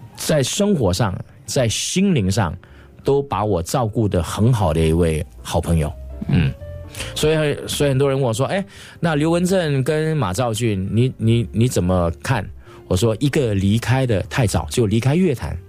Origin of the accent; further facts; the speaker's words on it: Singapore; accent: Singaporean Mandarin; moved away as an adult; also born or lived in Taiwan; 我是新加坡的歌手，不管在这个语言方面，就是我们的，我们的口条，我们讲这个，这个华语的腔调，都跟台湾有一些不一样